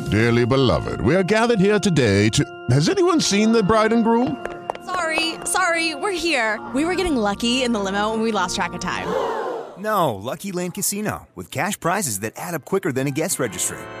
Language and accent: Portuguese; Caruaru, Pernambuco, Brazil; como bom nordestino, como bom taguaroense